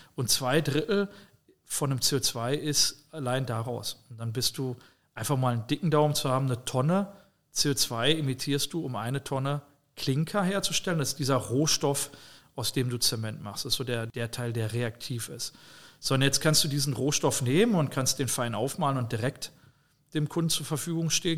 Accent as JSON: {"language": "German", "country": "Germany", "also_born_or_lived": "near the Dutch border (residence)", "said": "Wir bauen als Deutsche"}